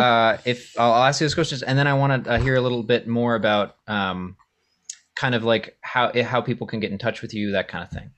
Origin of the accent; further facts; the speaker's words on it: Maine, United States; I grew up in Maine